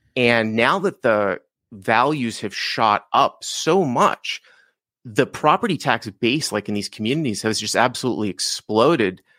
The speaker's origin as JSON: {"language": "English", "town": "Boston", "region": "Massachusetts", "country": "United States", "tie": "born or raised there", "also_born_or_lived": "Los Angeles / Syracuse", "moved": "as an adult", "lives_now": "Leander, United States", "said": "I grew up in Boston"}